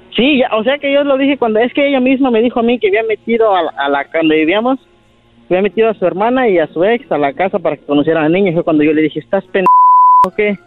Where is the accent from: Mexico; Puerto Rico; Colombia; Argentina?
Mexico; Puruándiro, Michoacán; now in United States; nací, en, en, Puruándiro, Michoacán